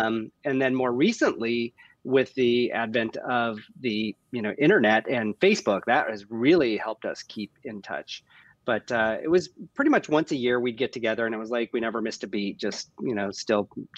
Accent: Sigourney, Iowa, United States; moved away; also born or lived in Burlington, Iowa; Well, I'm from Iowa originally. I grew up in Sigourney and graduated from Burlington. My last 2 years of high school were in Burlington.

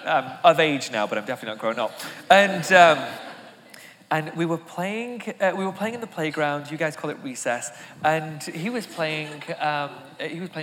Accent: England, United Kingdom; now in United States; I come from England

